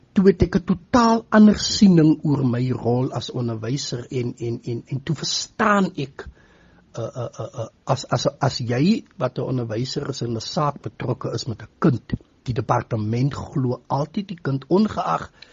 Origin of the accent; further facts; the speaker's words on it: Paarl, Western Cape, South Africa; moved away as an adult; also born or lived in Stellenbosch; now in Postmasburg, South Africa; Ek is oorspronklik van die Wes-Kaap. Ek is gebore daar in die Parel omgewing.